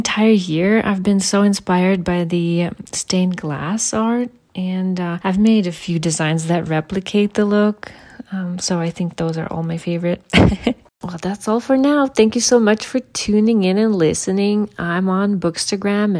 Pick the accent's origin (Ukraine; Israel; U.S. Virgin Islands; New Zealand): Ukraine; now in Colorado, United States; I was born and raised in Ukraine, and now I live in Colorado, US, with my family and our cat